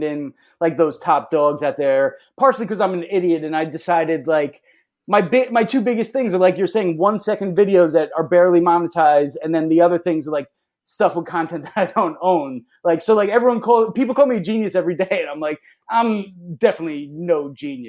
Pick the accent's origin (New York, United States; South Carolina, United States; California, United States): New York, United States; Long Island; growing up on Long Island